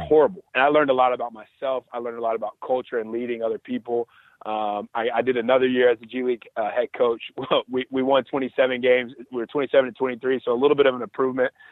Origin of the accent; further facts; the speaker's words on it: Alabama, United States; moved away; I'm from Alabama